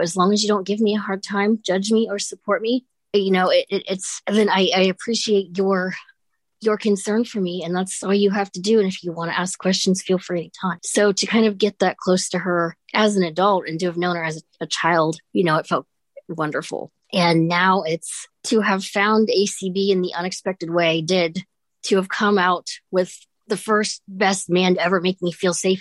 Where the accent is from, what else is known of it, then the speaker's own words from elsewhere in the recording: Columbus, Ohio, United States; I'm from Columbus, Ohio